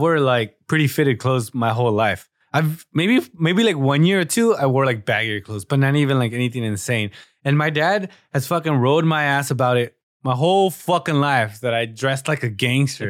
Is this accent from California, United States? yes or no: yes; Southern California, United States; we're from Southern California